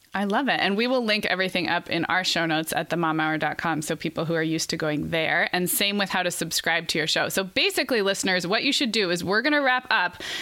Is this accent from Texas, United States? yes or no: no; Santa Barbara, California, United States; moved away as an adult; also born or lived in Arizona; I was a kid applying to East Coast and rather elite four year colleges as a kid growing up in Santa Barbara